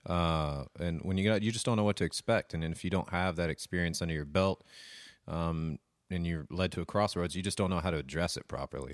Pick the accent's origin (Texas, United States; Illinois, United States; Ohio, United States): Texas, United States; Lubbock; I'm from Lubbock.